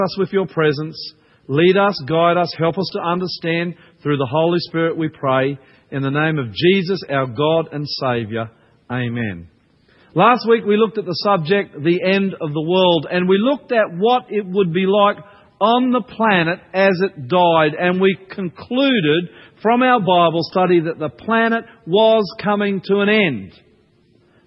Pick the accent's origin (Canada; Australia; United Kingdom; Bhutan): Australia; also born or lived in New Zealand; I'm Australian, not a New Zealander